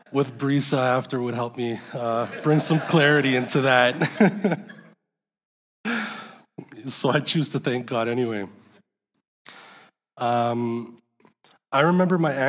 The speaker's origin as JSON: {"language": "English", "region": "San Salvador", "country": "El Salvador", "tie": "born or raised there", "said": "I was born in San Salvador, El Salvador"}